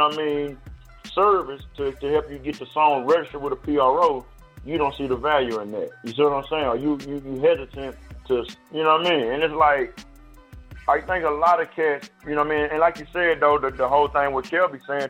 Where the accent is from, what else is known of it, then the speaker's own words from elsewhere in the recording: Nashville, Tennessee, United States; 615, man. Shout out to Cassville, man. That's my hometown right there.